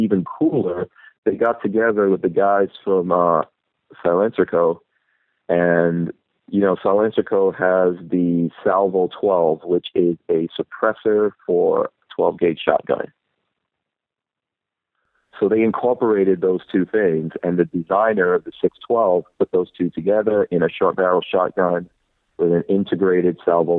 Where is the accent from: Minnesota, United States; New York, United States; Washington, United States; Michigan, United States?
New York, United States; New York City; also born or lived in Guyana; I grew up in Far Rockaway, New York, which is on the beach